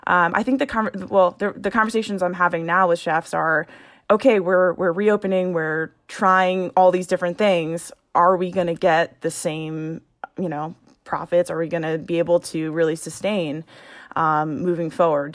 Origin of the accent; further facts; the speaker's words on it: Long Island, New York, United States; moved away as an adult; also born or lived in Syracuse / Madrid / London / Staten Island; now in Boston, United States; I'm from Long Island, uh, and then I was in Syracuse